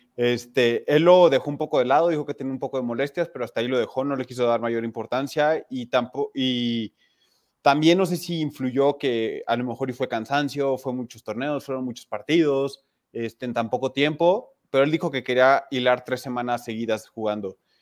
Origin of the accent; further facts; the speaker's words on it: Mexico; como mexicano